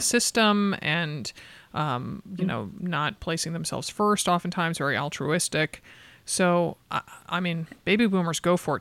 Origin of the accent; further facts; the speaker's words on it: Connecticut, United States; moved away; also born or lived in California / Boston; I grew up in Connecticut